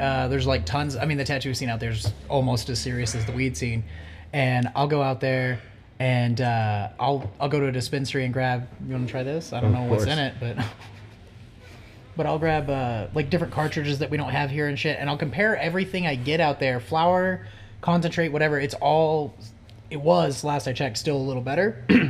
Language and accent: English; Oklahoma, United States; I'm from Oklahoma.